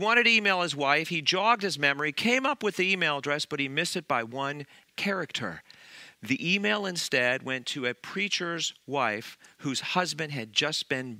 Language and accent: English; Colorado Rocky Mountains, United States; moved away; I grew up in the Colorado Rocky Mountains, child of Generation X